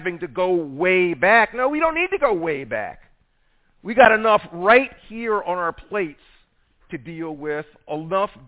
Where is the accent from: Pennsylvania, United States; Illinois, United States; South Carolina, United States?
South Carolina, United States; I'm from South Carolina.